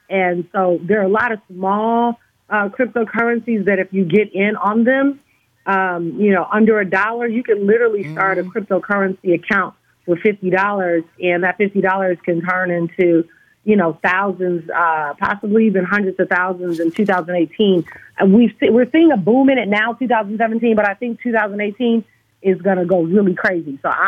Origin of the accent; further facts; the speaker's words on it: Detroit, Michigan, United States; You know, growing up in Detroit, Michigan, my parents are the first African-Americans to have a business downtown Detroit.